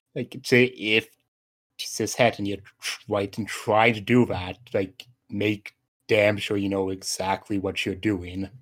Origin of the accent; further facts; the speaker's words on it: Canada; I'm Canadian